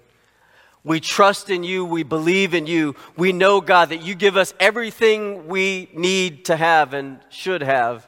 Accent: Little Rock, Arkansas, United States; When I was a kid, I grew up in Little Rock, Arkansas.

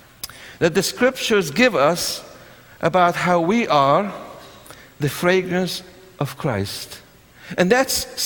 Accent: Syria; now in United States; I was born in Syria, where you have the civil war raging for so many years

